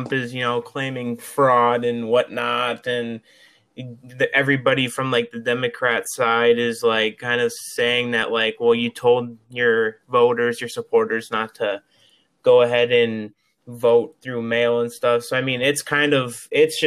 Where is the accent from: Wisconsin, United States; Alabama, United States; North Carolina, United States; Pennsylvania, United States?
Wisconsin, United States; Shawano; I born and raised in Shawano, have not left this area in 18 years